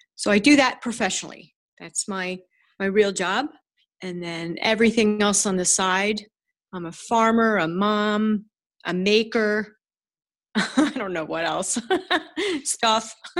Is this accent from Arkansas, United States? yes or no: no; Ridgewood, New Jersey, United States; I grew up in Ridgewood, New Jersey, which is a, a beautiful town